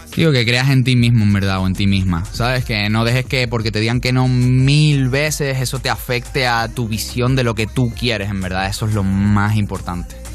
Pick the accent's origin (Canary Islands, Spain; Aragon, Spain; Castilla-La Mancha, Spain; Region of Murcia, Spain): Canary Islands, Spain; Tejina; moved away as an adult; now in Miami, United States; yo vengo de Tenerife, ¿ok? De un pueblo que se llama Tejina, que son 10.000 personas que nos conocemos todos